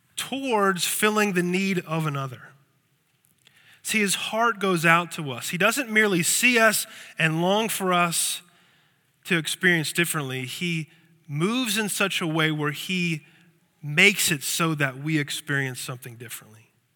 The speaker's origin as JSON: {"language": "English", "town": "Lancaster", "region": "Pennsylvania", "country": "United States", "tie": "born or raised there", "said": "I grew up in Lancaster, Pennsylvania"}